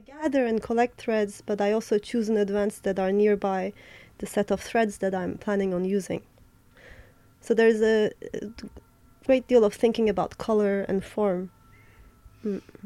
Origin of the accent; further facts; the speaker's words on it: Adana, Turkey; moved away as an adult; also born or lived in Berlin, Germany / New York, United States / Istanbul, Turkey; now in Paris, France; I was born in Berlin. I grew up in um, southeastern Mediterranean Turkey city called Adana, where kebab is from